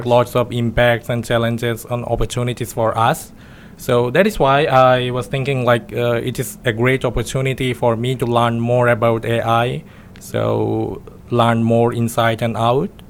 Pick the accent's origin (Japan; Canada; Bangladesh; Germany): Bangladesh; moved away as an adult; now in Yogyakarta, Indonesia; I'm from Bangladesh